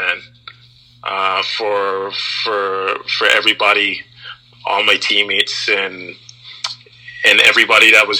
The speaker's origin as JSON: {"language": "English", "country": "Anguilla", "tie": "born or raised there", "also_born_or_lived": "Canadian prairies", "moved": "yes", "lives_now": "Canada", "said": "Growing up in Anguilla, there was always a need to share things."}